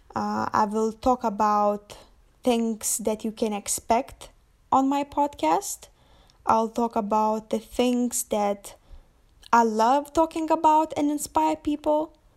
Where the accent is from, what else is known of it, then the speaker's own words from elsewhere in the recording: Lithuania; moved away as an adult; I'm from Lithuania, but you definitely won't find me there at the moment